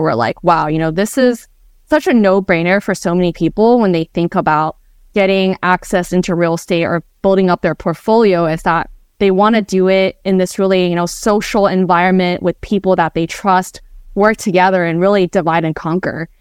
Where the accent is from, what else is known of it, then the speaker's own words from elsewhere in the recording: Bay Area, California, United States; I grew up in the Bay Area